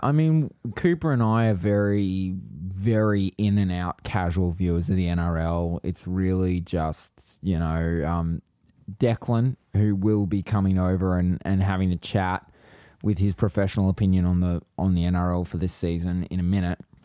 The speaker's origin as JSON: {"language": "English", "region": "Queensland", "country": "Australia", "said": "I'm from Queensland"}